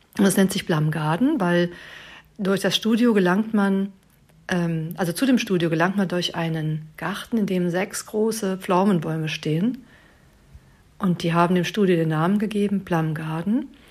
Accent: Bonn, North Rhine-Westphalia, Germany; ich bin ja aus Bonn

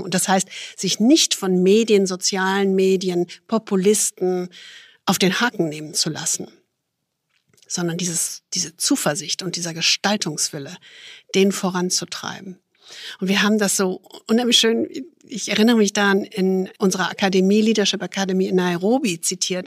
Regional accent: Düsseldorf, North Rhine-Westphalia, Germany; Ich als Düsseldorferin

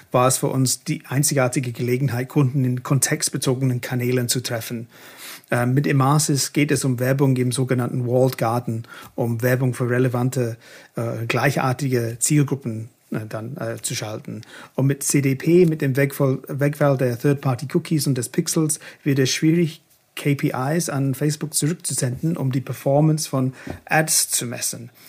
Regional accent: Hamburg, Germany; Ja, als Hamburger würde

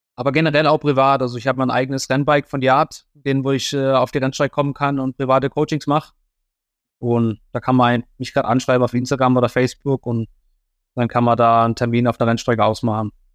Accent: Germany; als Deutscher

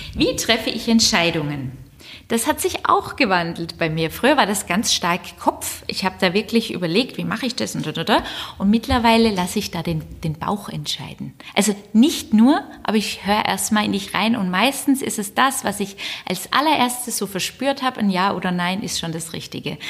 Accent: Southern Germany, Germany; moved away; Ich komme aus Süddeutschland

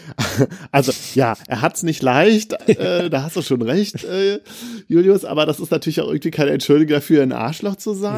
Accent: Bergisches Land, North Rhine-Westphalia, Germany; ich komme ja aus dem Bergischen Land

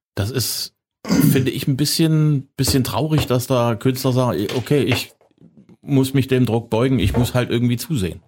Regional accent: Zwickau, Saxony, Germany; ich komme aus Zwickau, wir hatten auch Westempfang

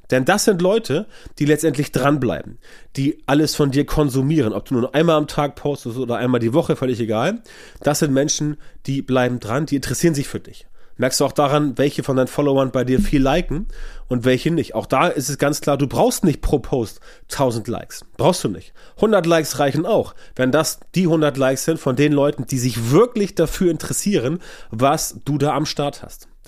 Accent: Hamburg, Germany; Ich komme ja aus Hamburg und kann dir erzählen, wie das ist mit dem HSV.

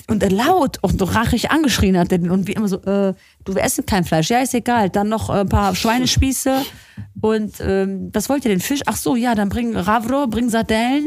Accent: Lefruda, Central Macedonia, Greece; now in Germany; in meinem Elternhaus, in meinem Heimatdorf Lefruda

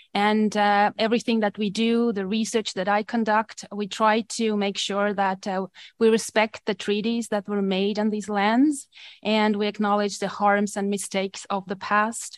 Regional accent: Estonia; accent: Eastern European; English is a second language; also born or lived in Manitoba, Canada; now in Canada; I have a privilege of coming from Eastern Europe. I'm originally from Estonia

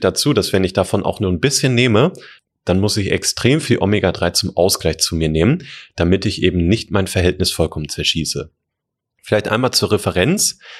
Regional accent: Germany; bei uns in Deutschland

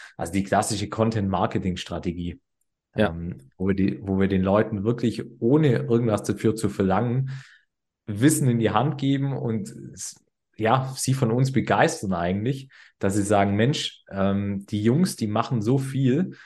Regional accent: Swabia, Germany; wir kommen aus dem Schwabenland

